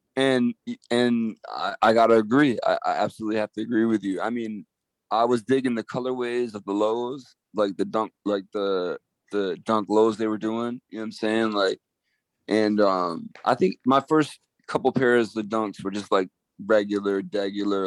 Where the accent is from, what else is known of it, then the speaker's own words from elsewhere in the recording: Geneva, New York, United States; also born or lived in Utica, New York; I grew up in Geneva